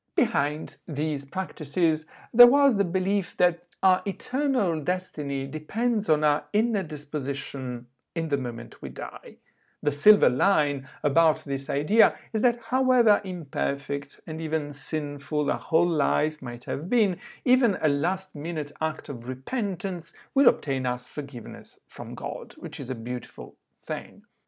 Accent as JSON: {"language": "English", "region": "Southern Italy", "country": "Italy", "tie": "born or raised there", "also_born_or_lived": "southwest France / Oxford", "moved": "yes", "said": "my hometown in the south of Italy"}